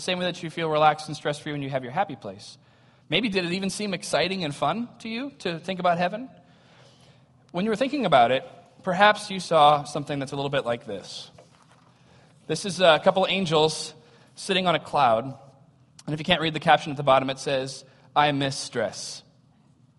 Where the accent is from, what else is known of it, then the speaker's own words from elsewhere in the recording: United States; we have as American Christians